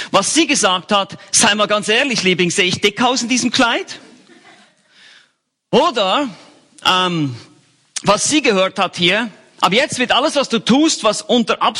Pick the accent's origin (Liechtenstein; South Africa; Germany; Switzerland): Switzerland; Bern; ich bin eigentlich ein Berner und Bernern wird nachgesagt in der Schweiz, dass sie ganz langsam sprechen